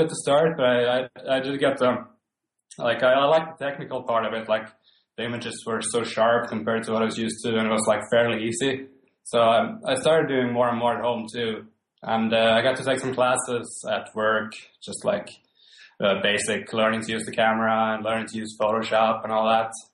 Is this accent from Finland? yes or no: yes; Finland; English is a second language; moved away as an adult; also born or lived in Sweden / Vancouver, Canada; now in Stockholm, Sweden; I'm born and raised in Finland, lived in Sweden for most of my, my adult life.